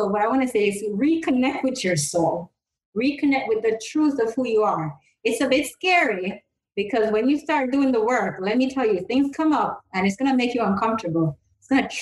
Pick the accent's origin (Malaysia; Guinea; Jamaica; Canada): Jamaica; I'm from Jamaica